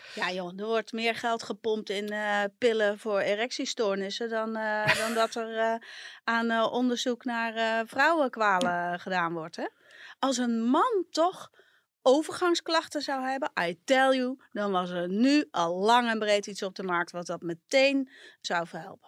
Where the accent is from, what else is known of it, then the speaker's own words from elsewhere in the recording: a village in Brabant, North Brabant, Netherlands; now in Amsterdam, Netherlands; in het dorp, eh, het Brabantse dorp waar ik vandaan kom